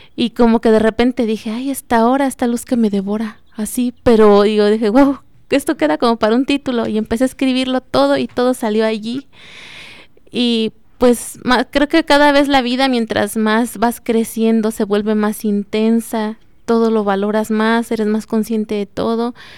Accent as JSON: {"language": "Spanish", "town": "Juventino Rosas", "region": "Guanajuato", "country": "Mexico", "said": "soy originaria de Juventino Rosas"}